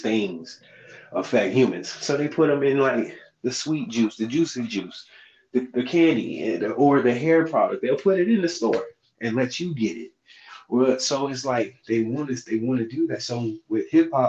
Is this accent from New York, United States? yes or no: no; St. Petersburg, Florida, United States; from St. Pete